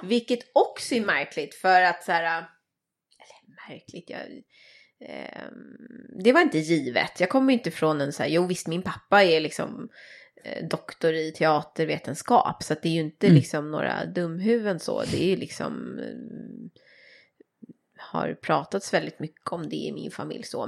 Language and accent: Swedish; Saltsjöbaden, Stockholm County, Sweden; jag är ju uppvuxen i Saltsjöbaden som ju är en, en förort i Stockholm